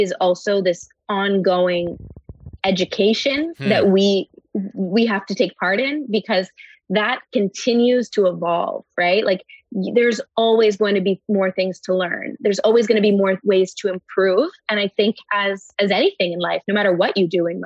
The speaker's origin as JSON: {"language": "English", "town": "Montreal", "region": "Quebec", "country": "Canada", "tie": "born or raised there", "said": "I grew up in Montreal"}